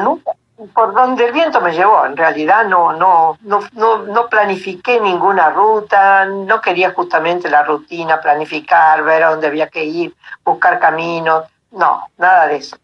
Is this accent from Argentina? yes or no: yes; Alta Gracia, Córdoba, Argentina; also born or lived in Buenos Aires; now in Tucumán, Argentina; yo nací en Buenos Aires, ¿no? Pero hace, desde el año 70 que vivimos en Tucumán, así que ya lo adopté como, como mi lugar en el mundo. Y después Córdoba, la granja de Altagracia, donde me crié con mis padres desde muy chica